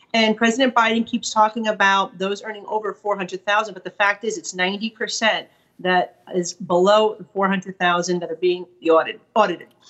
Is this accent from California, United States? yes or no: no; New York, United States; as a New Yorker